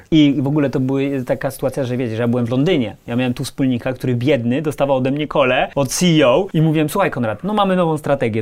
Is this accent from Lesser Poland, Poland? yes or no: yes; Kraków, Lesser Poland, Poland; moved away as an adult; also born or lived in United States; now in Warsaw, Poland; wróciłem do Krakowa, jestem z Krakowa